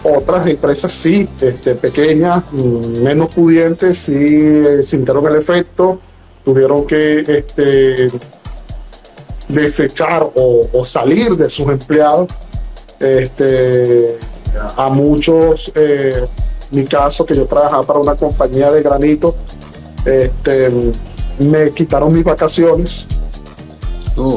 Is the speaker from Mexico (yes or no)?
no; Venezuela; moved away as an adult; now in United States; soy venezolano, eh, emigrado eh, de, mi país por las circunstancias que conocemos